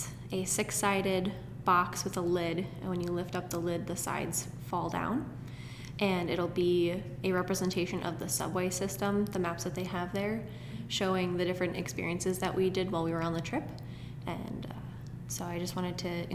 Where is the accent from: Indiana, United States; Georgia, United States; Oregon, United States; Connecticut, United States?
Connecticut, United States; I'm from Connecticut, so I lived 45 minutes away from New York City